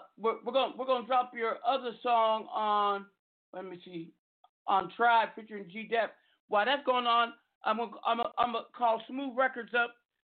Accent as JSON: {"language": "English", "town": "Seattle", "region": "Washington", "country": "United States", "tie": "born or raised there", "also_born_or_lived": "Los Angeles / Arizona / Las Vegas", "moved": "yes", "said": "I will be in my hometown, Seattle, the 206 Mayan."}